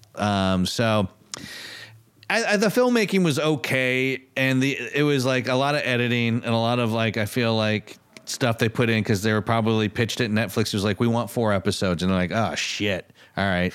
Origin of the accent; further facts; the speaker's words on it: Michigan, United States; growing up in Michigan